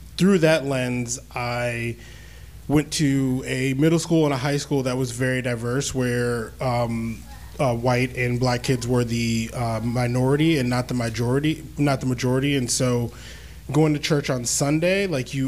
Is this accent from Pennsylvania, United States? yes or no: no; Northern Virginia, United States; I grew up here in Northern Virginia.